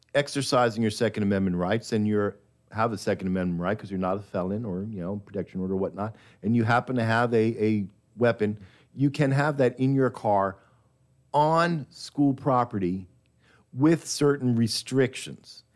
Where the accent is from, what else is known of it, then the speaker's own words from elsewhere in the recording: New York, United States; now in Texas, United States; I was born in New York, but I got to Texas as quickly as I could